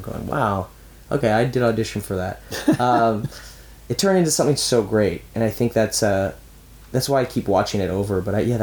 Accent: Vancouver, British Columbia, Canada; growing up in Vancouver

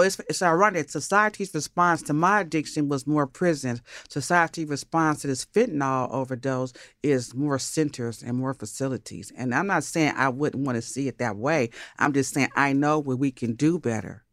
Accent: Los Angeles, California, United States; also born or lived in Brooklyn, New York; I grew up between Los Angeles and Inglewood. My mother kidnapped me from New York when I was five, so I don't really got that New York swang in my conversation.

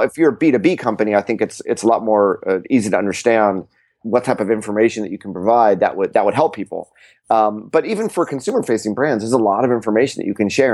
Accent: California, United States; I'm from California

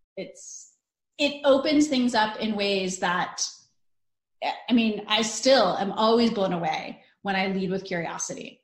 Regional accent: northern Italy, Italy; moved away; I'm Italian. We're Northern Italian. I mean, like I was born in Italy, so I never really ate frozen mac and cheese

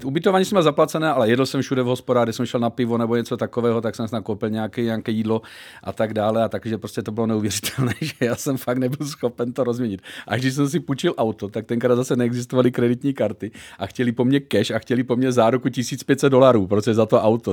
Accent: Zlín, Zlín Region, Czechia; já jsem švec, samozřejmě z Lín, takže jako máme tam baťu

